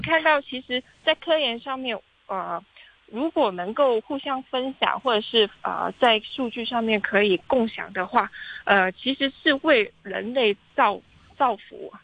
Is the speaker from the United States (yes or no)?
no; Hong Kong; 应该是我们香港人引以自豪的一个板块